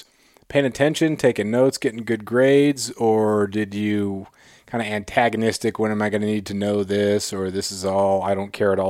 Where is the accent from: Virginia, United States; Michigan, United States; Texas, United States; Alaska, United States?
Alaska, United States; Klawock; also born or lived in Colorado; growing up in Klawock.